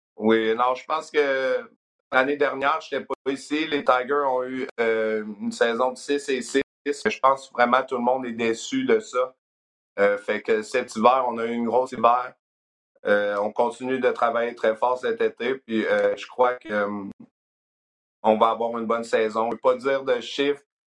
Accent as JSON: {"language": "French", "region": "South Shore of Quebec City", "country": "Canada", "tie": "born or raised there", "moved": "as an adult", "lives_now": "Memphis, United States", "said": "je viens de Québec, dans le fond, la rive sud de Québec"}